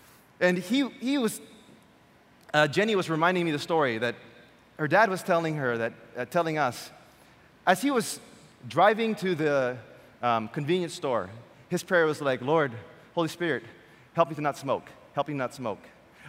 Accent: Quezon City, Metro Manila, Philippines; And in my mind, if I told them I came from Quezon City, they would send me back.

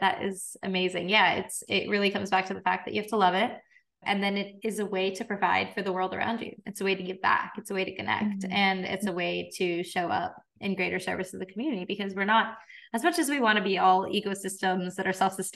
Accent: California, United States; now in New York City, United States; I'm from California.

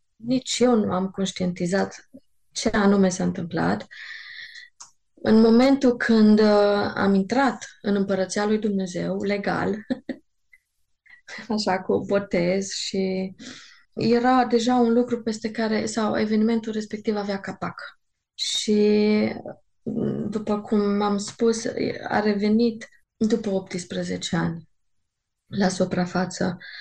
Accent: Târgu Mureș, Mureș County, Romania; Știu că încă eram la liceu, știu că în Târgu Mureș um, când se făcea evangelizări, eram prezent la evangelizări

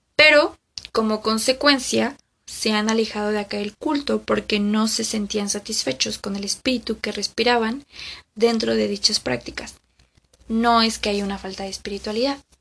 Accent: Mexico; aquí en mi país, que es México

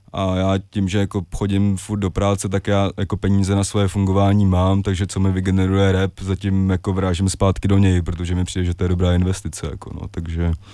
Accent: Prague, Czechia; jsem jako vyrůstal mm, většinu ho děsí ve Strašnicích

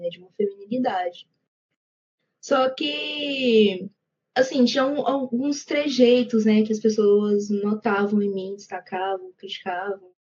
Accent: Ituiutaba, Minas Gerais, Brazil; also born or lived in Goiânia, Goiás; é um prazer estar aqui com vocês. Eu tenho 22 anos Nasci e cresci aqui em Tuiutaba, Minas Gerais, Pontal do Triângulo Mineiro

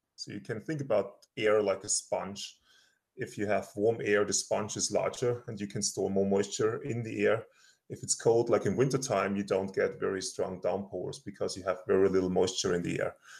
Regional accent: Austria; moved away as an adult; now in Colorado, United States; I'm originally from Austria. I did my PhD there and my master's

